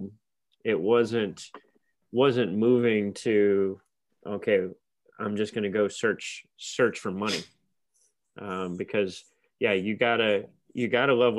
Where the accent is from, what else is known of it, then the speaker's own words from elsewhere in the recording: Virginia, United States; moved away as an adult; also born or lived in Kansas; I'm originally from Virginia, went to Virginia Tech